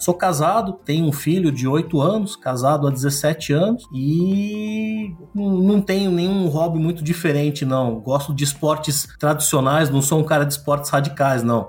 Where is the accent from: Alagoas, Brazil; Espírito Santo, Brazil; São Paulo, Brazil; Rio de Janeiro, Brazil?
São Paulo, Brazil; nascido e criado em São Paulo